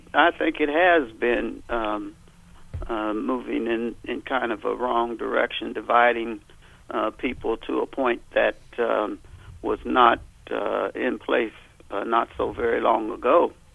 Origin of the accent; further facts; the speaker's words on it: Columbus, Ohio, United States; I'm in Columbus, Ohio. I don't know if your listeners know that. Born and raised in Columbus, Ohio.